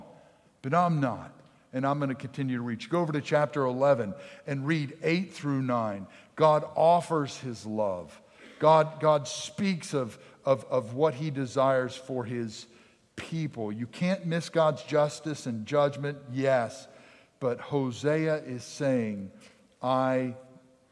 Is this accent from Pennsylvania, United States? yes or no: yes; Pennsylvania, United States; I grew up in Pennsylvania.